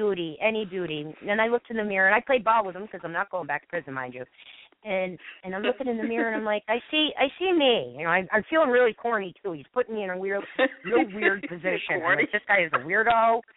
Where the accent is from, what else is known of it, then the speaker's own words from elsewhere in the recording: Ireland; And so, I'm Irish and long-winded, and I've proven it.